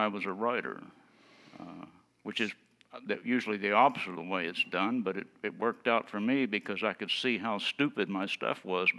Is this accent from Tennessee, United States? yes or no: yes; Tennessee, United States; now in Maine, United States; I moved to Maine and found that fly fishing was very much like it had been when I grew up in East Tennessee Hills before all those people from Ohio moved down and ruined it.